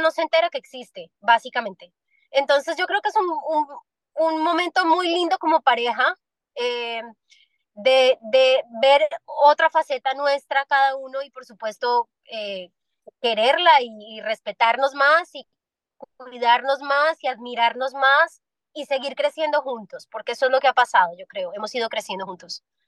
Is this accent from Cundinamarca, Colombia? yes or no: no; Medellín, Antioquia, Colombia; now in Miami, United States; en Medellín, en mi tierrita